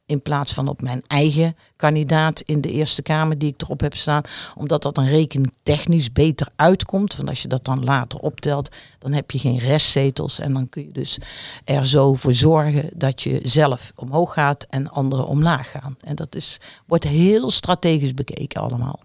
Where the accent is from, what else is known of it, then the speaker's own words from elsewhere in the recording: Netherlands; accent: zachte G (soft G); now in Rotterdam, Netherlands; naar mijn zachte G kun je ook horen dat dat een beetje mijn achtergrond is